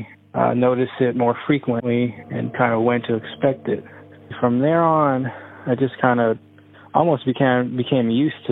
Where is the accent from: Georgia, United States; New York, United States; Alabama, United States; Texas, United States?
Texas, United States; Austin; I was born and raised in Austin, Texas.